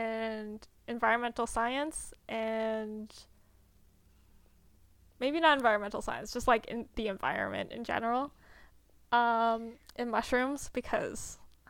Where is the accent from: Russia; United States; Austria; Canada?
Canada; We are Canadian and we're also Asian. Both of us are Asian.